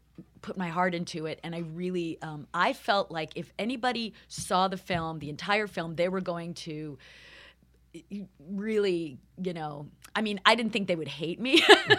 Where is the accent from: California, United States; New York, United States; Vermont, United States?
New York, United States; Long Island; moved away; also born or lived in Los Angeles; I am from New York. York, right? From Long Island.